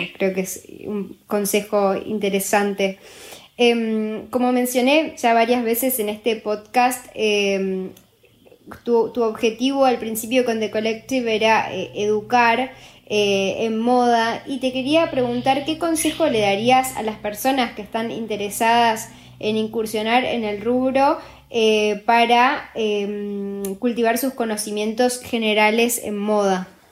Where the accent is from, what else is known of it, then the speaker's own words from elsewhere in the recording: Argentina; now in Uruguay; yo soy de Argentina y en Argentina amamos a, o sea, ahora yo ya soy más uruguaya casi que argentina